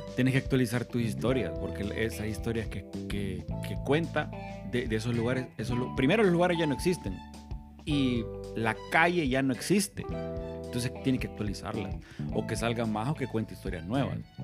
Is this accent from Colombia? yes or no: no; Honduras; somos nicatrachos, mitad nicaragüenses y mitad catrachos